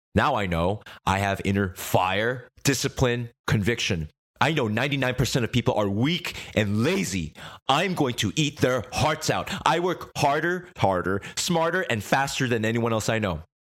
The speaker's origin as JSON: {"language": "English", "country": "United States", "tie": "born or raised there", "also_born_or_lived": "Korea", "said": "When I was a baby, our family escaped Korea to America"}